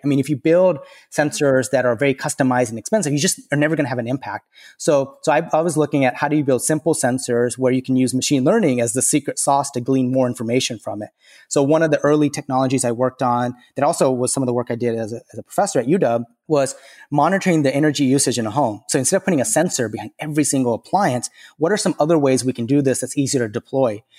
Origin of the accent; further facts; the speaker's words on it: the South, United States; I grew up in the South